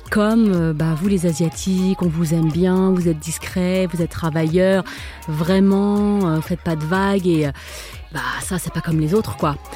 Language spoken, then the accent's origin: French; France; also born or lived in Vietnam; Moi, j'ai toujours cru que j'étais française.